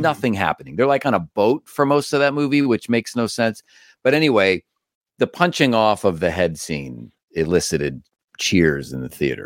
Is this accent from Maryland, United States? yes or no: no; Cleveland, Ohio, United States; moved away; I grew up in Cleveland.